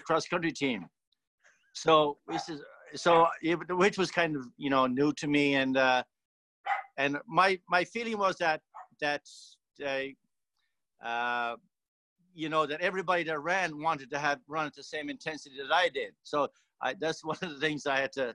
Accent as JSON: {"language": "English", "area": "County Tipperary", "region": "Munster", "country": "Ireland", "tie": "born or raised there", "moved": "yes", "lives_now": "Yakima, United States", "said": "I'm from a rural place in Ireland called County Tipperary, just about 5 miles outside the Tipperary town. It's a rural area. And of course, growing up in the late 50s and the 60s"}